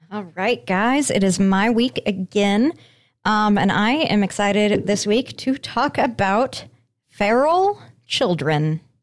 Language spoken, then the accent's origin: English; Colorado, United States; I grew up in Colorado